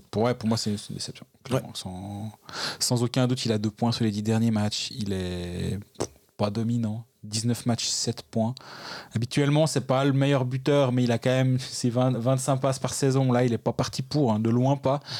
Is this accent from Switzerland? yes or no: yes; Switzerland; en tant que Suisse et en tant qu'étranger.